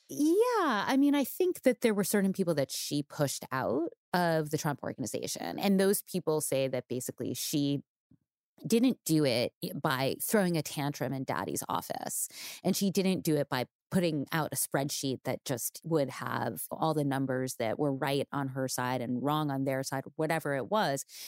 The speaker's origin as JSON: {"language": "English", "region": "New York", "country": "United States", "tie": "born or raised there", "said": "growing up in New York"}